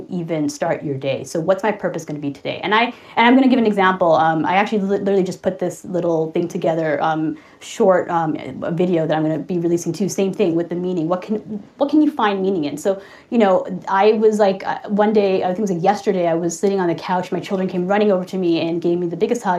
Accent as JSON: {"language": "English", "town": "Toronto", "region": "Ontario", "country": "Canada", "said": "I'm from Toronto, Canada"}